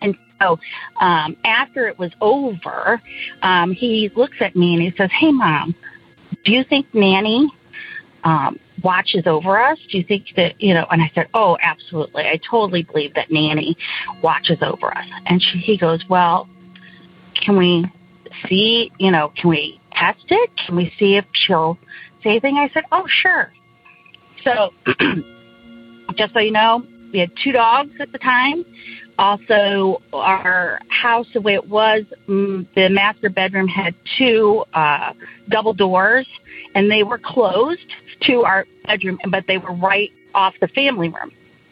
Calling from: Indiana, United States; I'm from Northern Indiana.

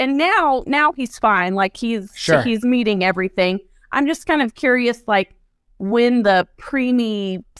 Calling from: Dallas, Texas, United States; I am calling from Dallas, Texas.

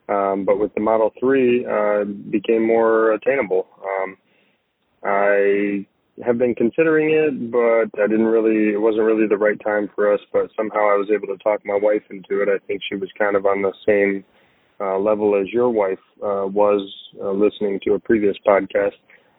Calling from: Weeki Wachee, Florida, United States; I'm calling from Wikiwachi, Florida.

